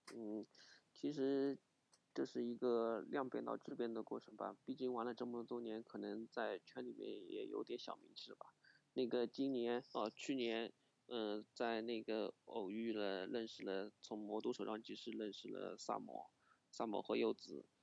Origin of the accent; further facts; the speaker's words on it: Wuxi, Jiangsu, China; 我是无锡人，呃，八五后。